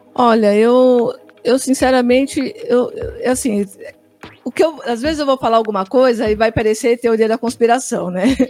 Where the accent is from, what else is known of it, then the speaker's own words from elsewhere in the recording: Brazil; nós não somos africanos, somos brasileiros